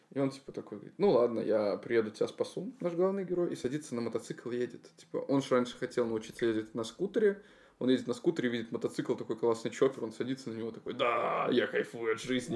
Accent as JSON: {"language": "Russian", "country": "Belarus", "moved": "yes", "said": "сами мы из Беларуси"}